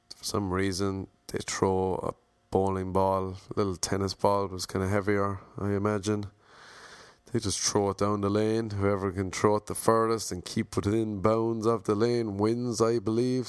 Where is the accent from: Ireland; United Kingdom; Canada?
Ireland; I'm Irish